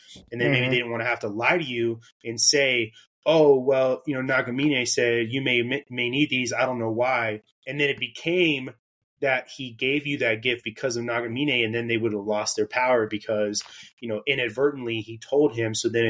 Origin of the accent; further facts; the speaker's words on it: United States; growing up in the United States, we have a lot of different views on the supernatural